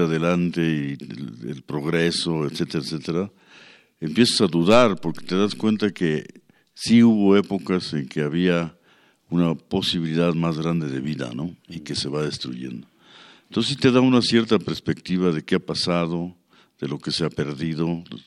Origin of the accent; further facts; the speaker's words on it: Mexico City, Mexico; la Ciudad de México, por ejemplo, donde yo nací y fui desarrollándome, era muy hermoso